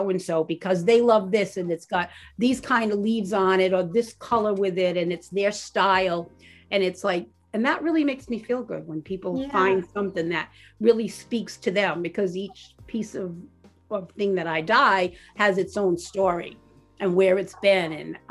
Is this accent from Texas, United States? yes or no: no; Rhode Island, United States; also born or lived in Warwick, Rhode Island / North Kingstown, Rhode Island / Wickford, Rhode Island / Greene, Rhode Island; We've always lived in Rhode Island. I grew up in Rhode Island. I was born in Warwick, and then we moved to North Kingstown for a while